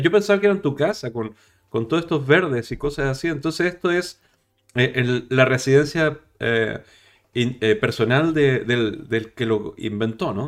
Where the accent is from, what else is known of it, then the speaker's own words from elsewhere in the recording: Chile; now in Spain; yo no soy español, soy chileno